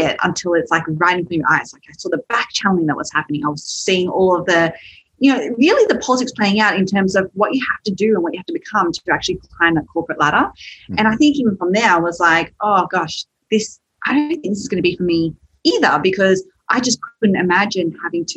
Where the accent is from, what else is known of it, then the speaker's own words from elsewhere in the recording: Sydney, New South Wales, Australia; So you can probably tell from my accent, I am from Australia, from Sydney, and my parents were first migrants there